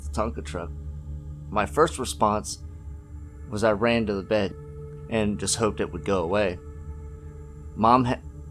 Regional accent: York, Pennsylvania, United States; I'm from York, Pennsylvania.

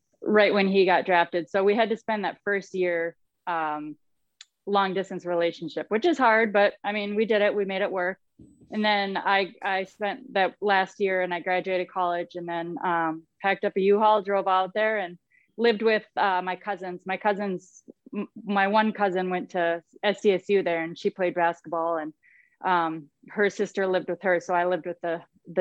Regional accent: southwest Minnesota, United States; I'm from the southwest part of the state

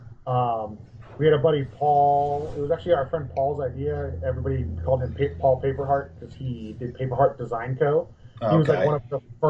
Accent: Santa Cruz, California, United States; I grew up in Santa Cruz, which is like a big like skate punk scene.

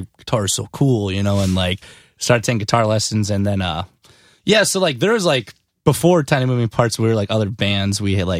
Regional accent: Benson, Minnesota, United States; Yeah, born and raised in Benson, Minnesota, which is like 3,000 people.

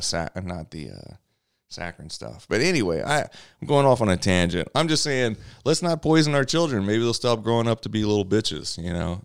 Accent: Louisiana, United States; moved away as an adult; also born or lived in South Los Angeles; now in Los Angeles, United States; I'm from Louisiana

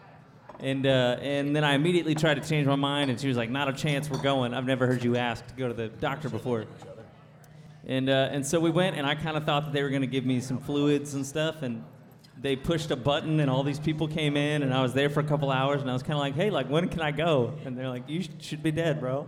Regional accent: Haslet, Texas, United States; moved away as an adult; now in Nashville, United States; I'm from Hazlitt, Texas

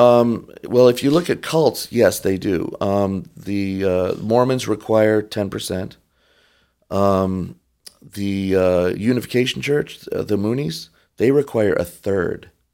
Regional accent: Detroit, Michigan, United States; moved away; also born or lived in Rochester Hills, Michigan / Kodiak, Alaska; I grew up in Detroit.

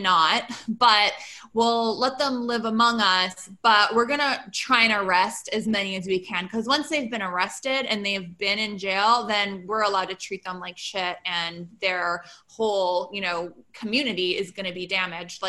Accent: Canada; I'm Canadian

